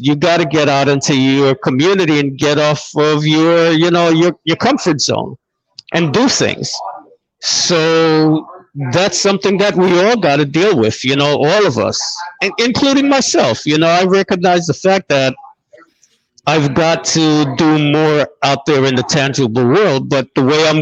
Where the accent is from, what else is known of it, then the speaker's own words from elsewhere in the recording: Jamaica; I'm from Jamaica.